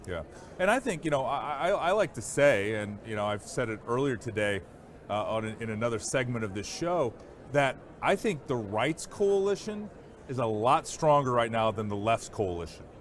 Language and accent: English; Iowa, United States; my home state of Iowa